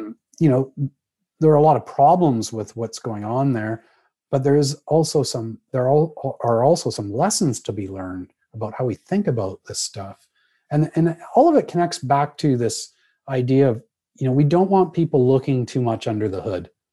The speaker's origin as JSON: {"language": "English", "country": "Canada", "said": "I'm a Canadian"}